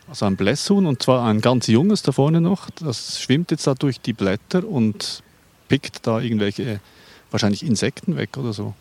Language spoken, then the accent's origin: German; Lake Pfäffikon, Zurich, Switzerland; Das ist meine Heimat, der Pfäffiker See